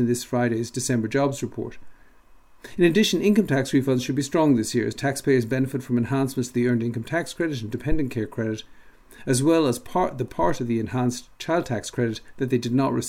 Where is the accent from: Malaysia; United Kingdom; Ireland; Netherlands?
Ireland; Dublin, Leinster; moved away; also born or lived in Michigan; Growing up in Dublin